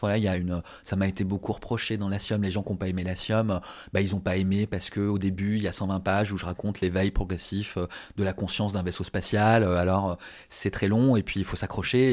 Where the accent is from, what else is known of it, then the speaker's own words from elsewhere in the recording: France; je suis français